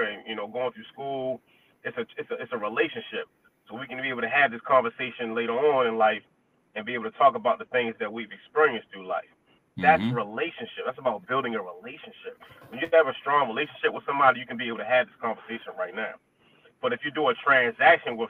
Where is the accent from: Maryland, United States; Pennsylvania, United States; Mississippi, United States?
Maryland, United States; Baltimore; Growing up in Baltimore City